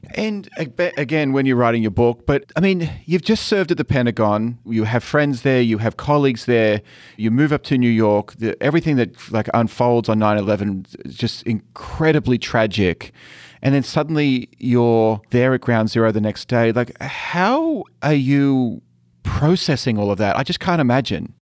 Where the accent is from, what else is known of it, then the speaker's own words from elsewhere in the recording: Australia; moved away; coming from Australia, where essentially you're a massive island